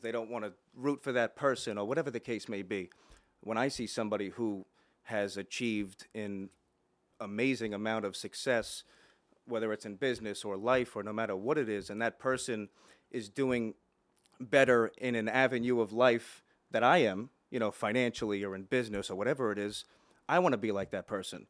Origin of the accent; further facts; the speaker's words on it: Plainview, New York, United States; also born or lived in Dix Hills; I grew up in Plainview